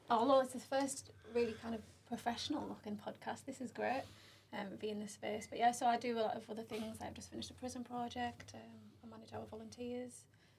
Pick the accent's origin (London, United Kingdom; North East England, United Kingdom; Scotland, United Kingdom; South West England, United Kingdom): North East England, United Kingdom; Middlesbrough; Middlesbrough, town centre. So born and bred in Middlesbrough. And this is where I am.